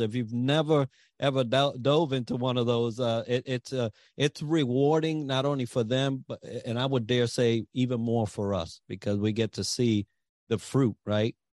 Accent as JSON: {"language": "English", "town": "New York City", "region": "New York", "country": "United States", "tie": "born or raised there", "said": "I grew up in the Bronx"}